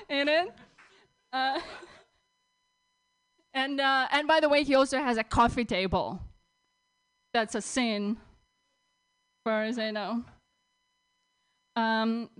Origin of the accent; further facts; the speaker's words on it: Russia; moved away as an adult; now in United States; I'm from Russia.